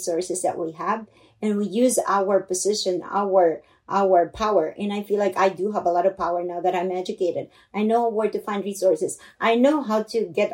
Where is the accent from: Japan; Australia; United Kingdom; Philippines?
Philippines; English is a second language; now in United States; I grew up in the Philippines in poverty